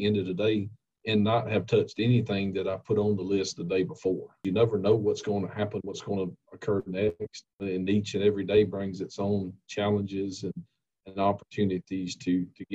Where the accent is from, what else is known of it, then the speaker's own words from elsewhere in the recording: Monticello, Georgia, United States; I grew up in Monticello and Jasper County, you know, in the neighboring county here